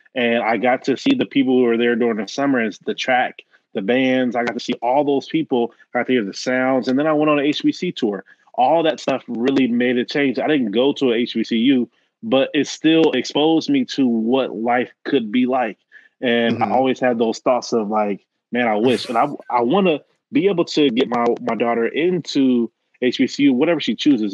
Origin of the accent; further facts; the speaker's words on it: Dayton, Ohio, United States; I'm from Dayton